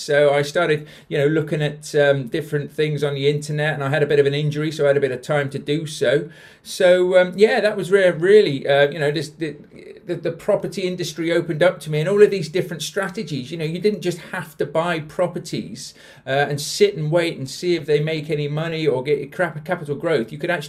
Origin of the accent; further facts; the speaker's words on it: Bath, South West England, United Kingdom; also born or lived in London; When I obviously I'm not from South Yorkshire, you can probably tell from the accent. So I used to live in Bath. We were originally from London, moved to Bath when I was about 10 and grew up there, which is why I sound like I do now.